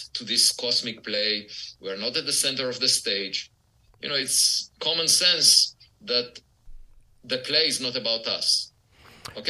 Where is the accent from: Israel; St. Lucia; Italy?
Israel; moved away; I was born in Israel, and it's obligatory to serve in the military